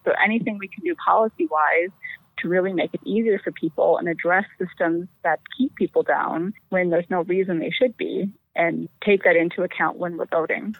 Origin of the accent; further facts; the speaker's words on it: Appleton, Wisconsin, United States; I was born right here in Appleton, Wisconsin, where I still live